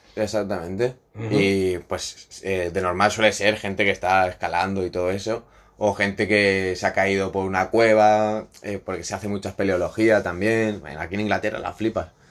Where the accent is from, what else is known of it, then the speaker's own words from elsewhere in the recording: Godella, Valencian Community, Spain; moved away; Yo soy de Valencia.